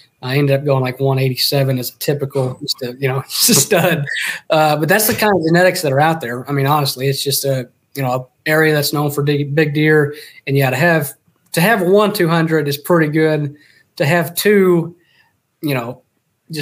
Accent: Texas, United States; moved away; I grew up hunting. I'm from Texas originally, and so from the time I was three, I think I started hunting

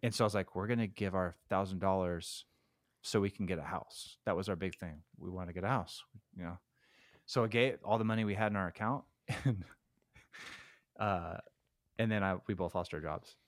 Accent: Stockton, California, United States; I was born in Stockton

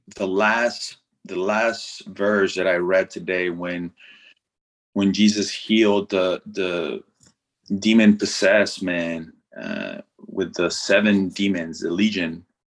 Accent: Mexico; first language Spanish; English is a second language; moved away as an adult; growing up in mexico born and raised uh, not only do i speak the language but i up until after i graduated high school uh, i didn't speak a word of english

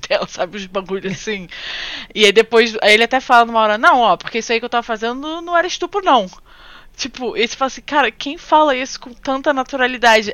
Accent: Rio de Janeiro, Brazil; moved away as an adult; now in Japan; Praça Sans Pena, tipo, lugar onde eu cresci

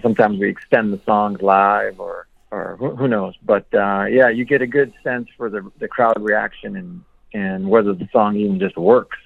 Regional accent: Milwaukee, Wisconsin, United States; we're from Milwaukee

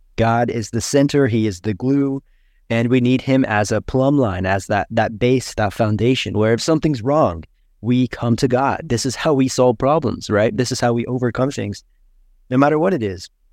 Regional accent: United States; now in Brazil; I am American

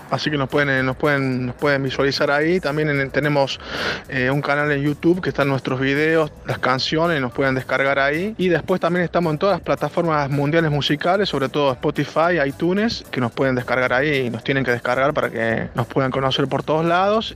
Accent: Córdoba, Argentina; first language Spanish; also born or lived in Spain; now in Italy; chico que cantaba en Argentina, en Córdoba y ahora hemos, estamos aquí en Italia.

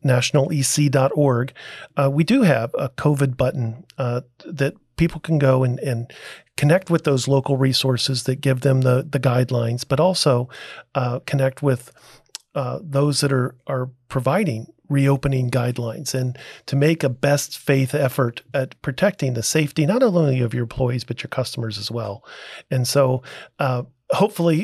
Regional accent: Ohio, United States; A fellow Buckeye, I'm from Ohio too.

